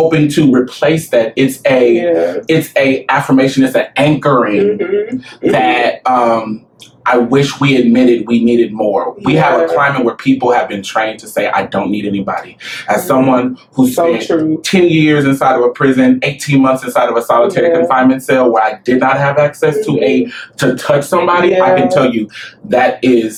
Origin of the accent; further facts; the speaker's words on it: Omaha, Nebraska, United States; Growing up in the Midwest, in Nebraska, Omaha, Nebraska, especially